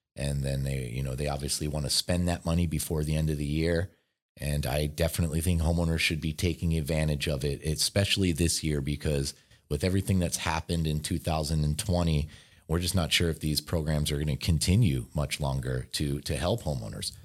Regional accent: Philadelphia, Pennsylvania, United States; now in Southern California, United States; I'm from Philadelphia

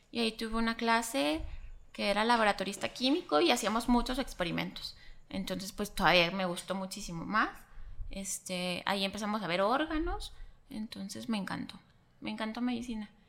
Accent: Chihuahua, Mexico; also born or lived in Ciudad Juárez, Mexico; Soy de aquí, de Chihuahua, Chihuahua.

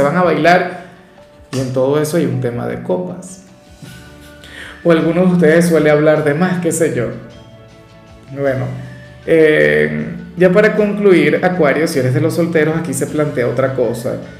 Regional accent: Venezuela; a mí en mi país no me seguía casi nadie

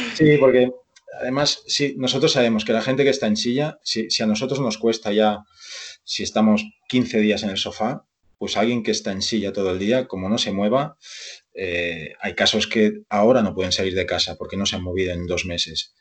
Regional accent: Barcelona, Catalonia, Spain; moved away as an adult; now in Vigo, Spain; yo nací en Barcelona y estudié allí INEF. Eh, Todos mis estudios fueron allí

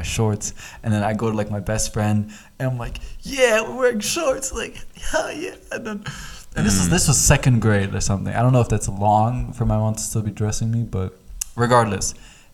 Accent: East Coast, United States; me growing up in America, you know, on the East Coast

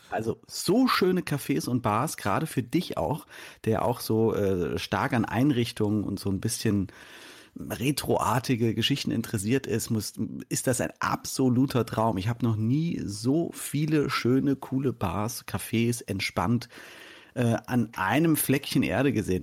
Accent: Germany; als Deutscher

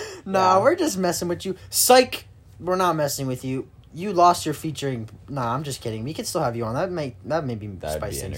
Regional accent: Turkey; born there; I was born in Turkey, stupid.

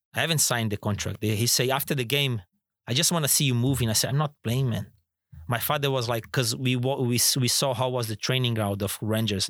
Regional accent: Florianópolis, Santa Catarina, Brazil; moved away as an adult; also born or lived in Turkey / England; now in Singapore; my hometown, Florianópolis

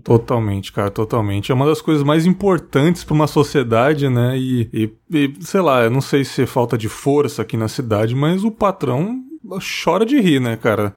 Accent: São Paulo, Brazil; moved away as an adult; also born or lived in Marataízes; now in Cachoeiro de Itapemirim, Brazil; Eu sou da zona leste de São Paulo, ali São Miguel Paulista, né, cara? Morei até os 18 anos ali

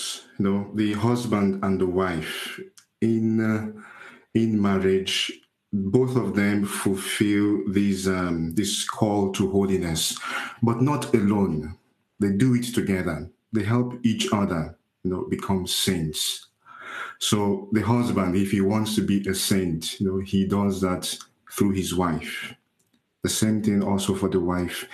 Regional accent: Nigeria; also born or lived in Italy; now in Gosport, United Kingdom; I am from Nigeria.

